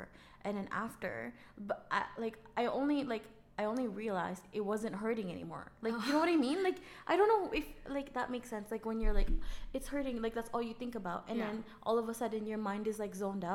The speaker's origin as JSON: {"language": "English", "town": "Manila", "region": "Metro Manila", "country": "Philippines", "tie": "born or raised there", "moved": "yes", "lives_now": "Canada", "said": "I grew up in Manila, but my dad's family is from Visayas."}